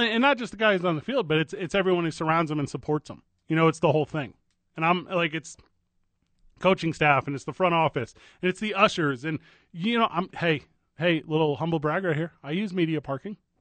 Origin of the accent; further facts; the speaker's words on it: St. Louis, Missouri, United States; That's my hometown, my hometown baseball